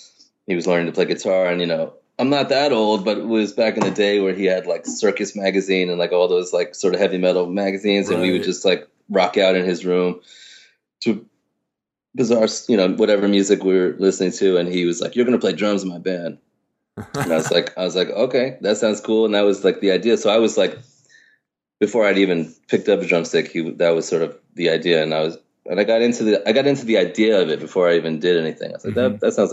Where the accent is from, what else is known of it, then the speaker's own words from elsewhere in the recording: New York, United States; I think growing up in New York was amazing for me. Mm-hmm. And I think in a lot of ways it's just being lucky to be born here. You know, I mean, my folks are not from here.